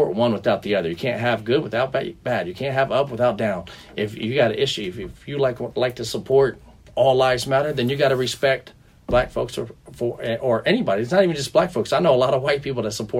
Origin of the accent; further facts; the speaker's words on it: Cleveland, Ohio, United States; I'm from Cleveland, so I get cold, but I get hot real quick